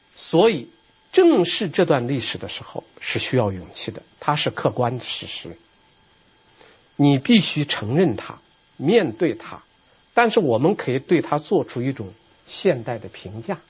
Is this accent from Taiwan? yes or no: no; China; 我们作为一个中国人，我们作为一个中国的当代人